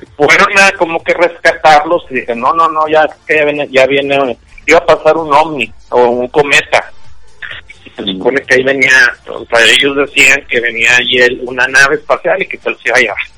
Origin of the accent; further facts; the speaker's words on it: Monterrey, Nuevo León, Mexico; aquí en Monterrey a mí me llegaron maestros, incluso alumnos de México que se vinieron para acá